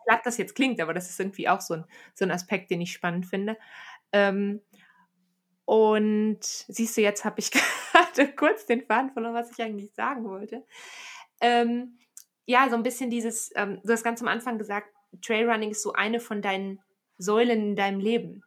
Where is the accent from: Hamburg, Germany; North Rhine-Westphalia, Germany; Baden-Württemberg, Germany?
North Rhine-Westphalia, Germany; Aachen; now in Bern, Switzerland; die Stadt, aus der ich ursprünglich komme. Ähm, ich komme tatsächlich aus dem Flachland, ne? Also ich komme aus Aachen